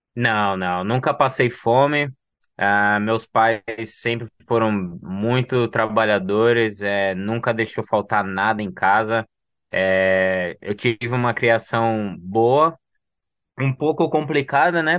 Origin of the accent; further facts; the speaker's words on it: São Paulo, Brazil; moved away; Eu nasci em São Paulo e fui criado, né, crescido na numa comunidade, né, comunidade do Heliópolis